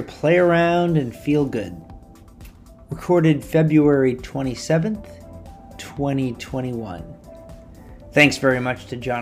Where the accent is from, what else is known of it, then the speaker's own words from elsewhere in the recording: New England, United States; me as a, you know, white middle-class straight guy growing up in New England